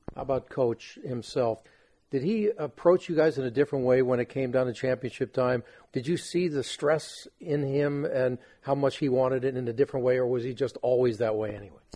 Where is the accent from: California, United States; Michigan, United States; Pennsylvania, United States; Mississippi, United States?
California, United States; Los Angeles; my hometown